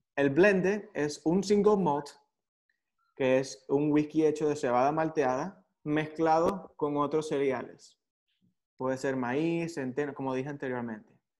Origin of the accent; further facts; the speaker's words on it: San Juan de los Morros, Guárico, Venezuela; yo nací en San Juan de los Morros